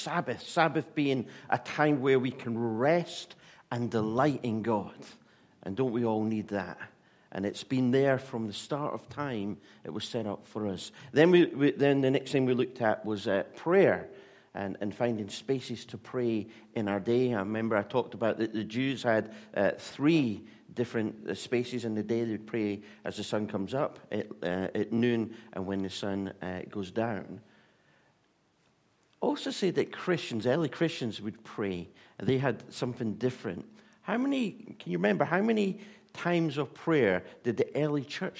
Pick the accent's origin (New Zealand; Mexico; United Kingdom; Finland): United Kingdom; Scotland; I'm Scottish